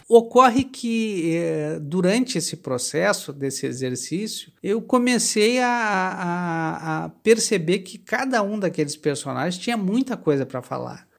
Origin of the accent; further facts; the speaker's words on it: Porto Alegre, Rio Grande do Sul, Brazil; eu sou de Porto Alegre, nasci na safra de 1965